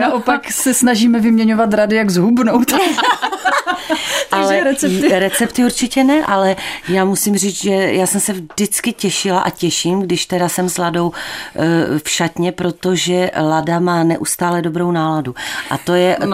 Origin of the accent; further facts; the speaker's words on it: Ostrava, Moravian-Silesian Region, Czechia; also born or lived in Opava / Kobeřice; já jsem se narodila v Opavě, tam jsem strávila asi dvoje Vánoce, které si samozřejmě nepamatuju. A pak jsme se přestěhovali asi na tři roky nebo mm, tak nějak do Kobeřic. Mm, a z těch kobeřic jsme se potom přestěhovali už do Poruby a tam jsem v podstatě do dneška